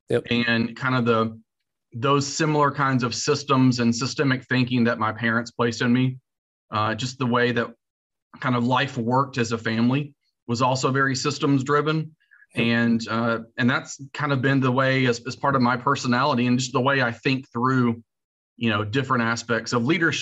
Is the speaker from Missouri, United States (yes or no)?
no; North Carolina, United States; moved away as an adult; also born or lived in New York / Texas; Born and raised in North Carolina